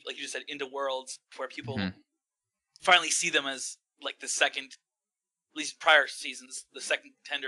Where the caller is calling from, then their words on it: Wisconsin, United States; Good old Wisconsin.